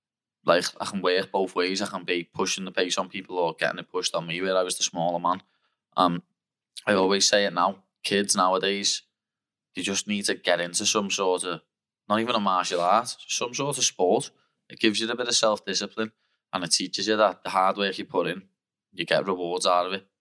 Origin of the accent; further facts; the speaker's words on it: Liverpool area, North West England, United Kingdom; I grew up in Ayton, lad. Greystone by Village Lane and that. No, not typically bad area or nothing.